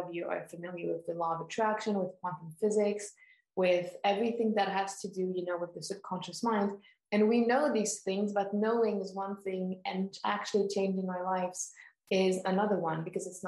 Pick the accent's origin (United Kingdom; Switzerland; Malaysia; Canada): Switzerland; born and raised in Switzerland